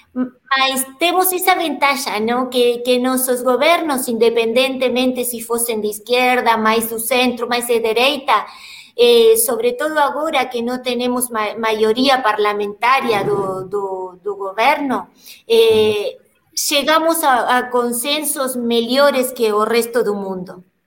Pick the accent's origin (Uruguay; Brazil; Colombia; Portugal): Uruguay; Portuguese is a second language; nós no Uruguai